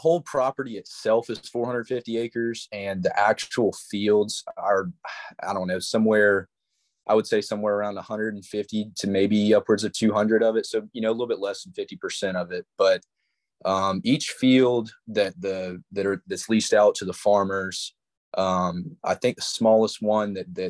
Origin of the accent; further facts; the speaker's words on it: Charleston, South Carolina, United States; born there; I was born in Charleston, went to Wando High School, played football and baseball there.